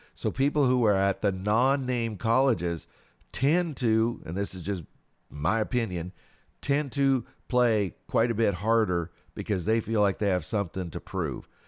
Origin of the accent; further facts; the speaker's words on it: West Coast, United States; I grew up out in the West Coast